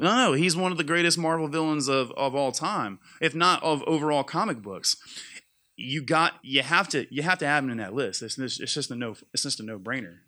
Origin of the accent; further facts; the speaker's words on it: Mississippi, United States; I grew up in Mississippi